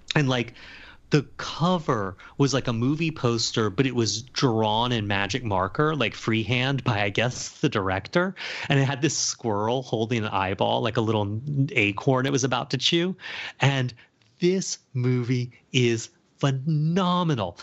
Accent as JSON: {"language": "English", "town": "Charleston", "country": "United States", "tie": "born or raised there", "moved": "yes", "said": "growing up in Charleston"}